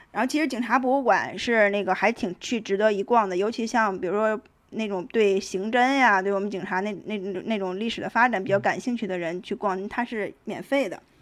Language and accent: Chinese; Tangshan, Hebei, China; 用我们唐山那儿老话儿讲